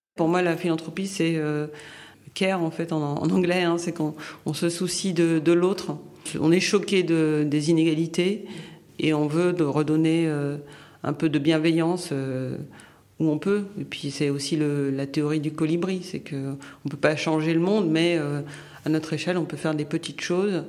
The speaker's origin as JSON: {"language": "French", "country": "Haiti", "also_born_or_lived": "United States / France", "moved": "yes", "said": "originaire euh, d'Haïti mais de nationalité américaine. Euh, j'ai vécu en France une bonne partie de, ma vie"}